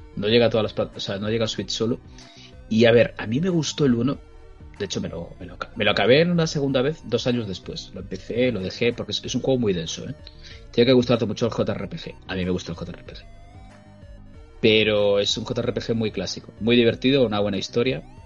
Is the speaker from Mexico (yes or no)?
no; Spain; somos españoles de bien